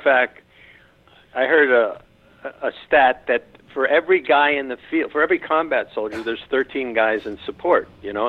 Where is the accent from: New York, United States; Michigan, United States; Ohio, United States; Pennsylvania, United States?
New York, United States; New York City; also born or lived in Jackson Heights, Queens; I was born in Elmhurst and then moved to Jackson Heights, and then I went to Queens College